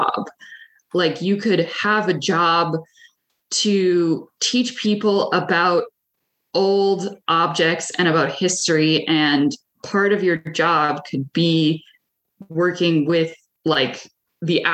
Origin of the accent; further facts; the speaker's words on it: Brunswick, Maine, United States; also born or lived in Minneapolis, Minnesota; My parents moved out here when I was one. And I grew up in Brunswick.